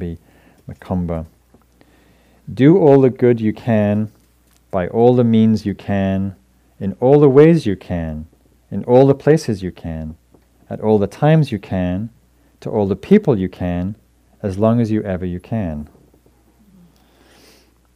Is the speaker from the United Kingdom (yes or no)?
yes; United Kingdom; moved away as an adult; now in United States; I was also came from England, Northern England, in a working class family.